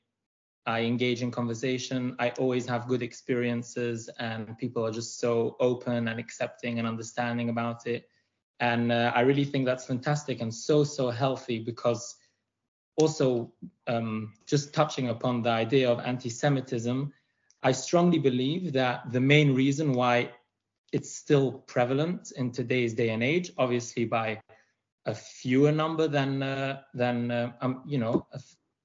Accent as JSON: {"language": "English", "country": "Belgium", "tie": "born or raised there", "moved": "as an adult", "lives_now": "United Kingdom", "said": "I grew up in Belgium"}